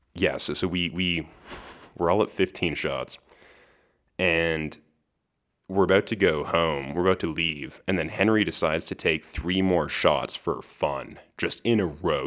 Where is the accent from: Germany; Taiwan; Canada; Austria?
Canada; Western Canada; my Western Canadian uninformed perspective